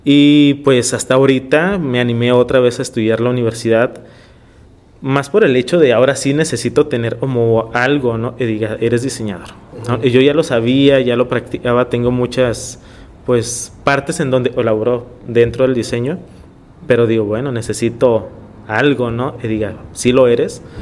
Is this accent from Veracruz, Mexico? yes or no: no; Tijuana, Baja California, Mexico; also born or lived in Ensenada, Baja California, Mexico; Pues yo llegué a los tres años. Entonces ahorita tengo 32, tengo 29 años en Tijuana. Ya somos tijuanenses.